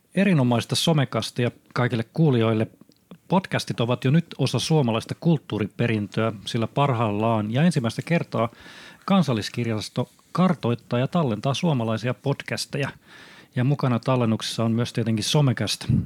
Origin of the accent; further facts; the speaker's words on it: Honkajoki, Satakunta, Finland; se mun mielikuva nuorisotyöntekijästä on siellä lapsuudessa isk- iskostettu Honkajoen pienessä puutalossa